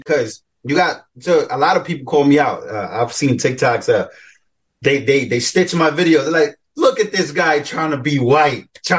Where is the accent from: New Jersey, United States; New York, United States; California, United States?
New York, United States; New York City; Growing up in New York, growing up in the Bronx, New York, at least